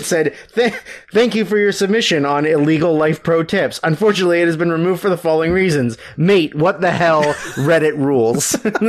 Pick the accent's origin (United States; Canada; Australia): Canada; Coquitlam, British Columbia; I grew up in Coquitlam, which is across the river from it